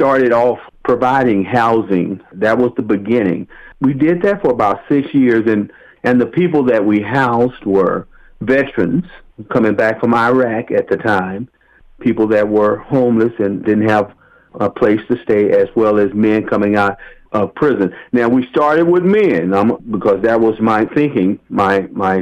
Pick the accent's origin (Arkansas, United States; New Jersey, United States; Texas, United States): Texas, United States; Waco; also born or lived in Los Angeles County, California; now in Los Angeles, United States; how I was brought up in my childhood. My family, I'm originally from Waco, Texas, and it was a small community.